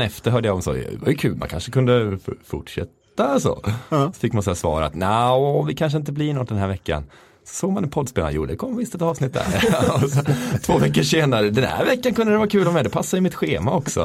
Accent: Mullsjö, Jönköping County, Sweden; moved away; Jag är från Mullsjö

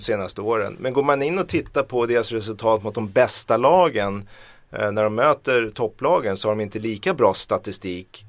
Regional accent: Sweden; jag kommer från Sverige

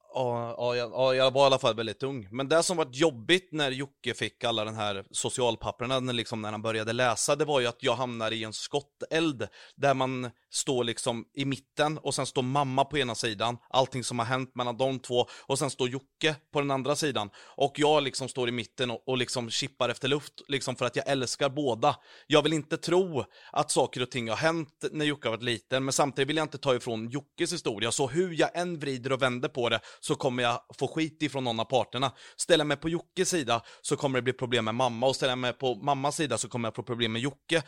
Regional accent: Vadstena, Östergötland, Sweden; moved away; also born or lived in Mjölby / Karlskoga; jag är från Vastena från början

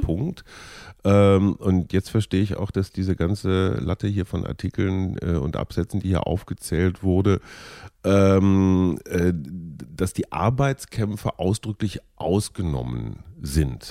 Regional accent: North Rhine-Westphalia, Germany; aus meiner Jugend als Kind in Nordrhein-Westfalen

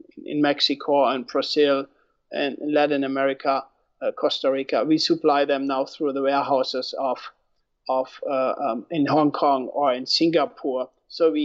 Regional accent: Germany; moved away as an adult; now in United States; I am born and raised in Germany. I immigrated to the US 12 years ago

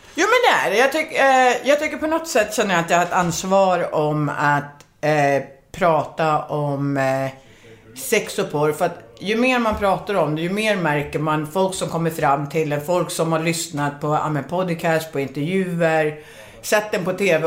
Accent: Finland; also born or lived in Sweden; now in United States; jag är finne

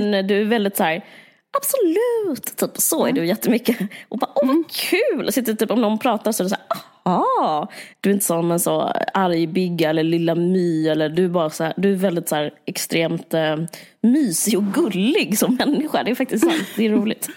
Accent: Sweden; vi är ju svenskar

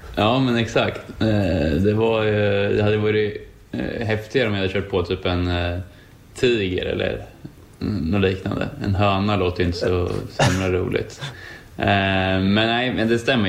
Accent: Sweden; moved away as an adult; also born or lived in United States; hemma i Sverige

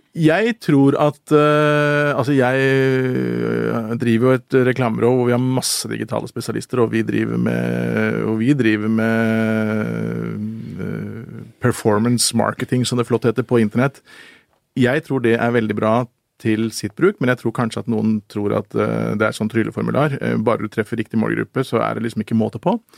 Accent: Oslo, Norway; jeg vokste opp på Manglerud

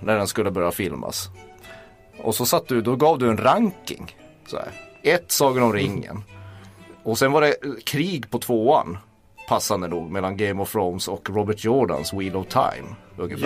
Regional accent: Kiruna, Norrbotten County, Sweden; jag kommer från Kiruna

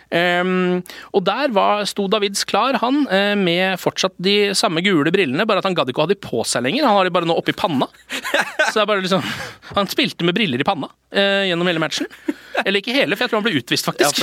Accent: Moss, Østfold, Norway; Moss, som er min hjemby by.

